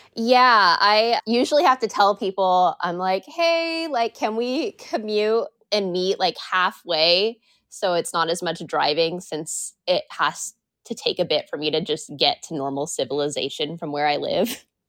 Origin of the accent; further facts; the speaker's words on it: Washington, United States; I have been born and raised here, and I love exploring the state a lot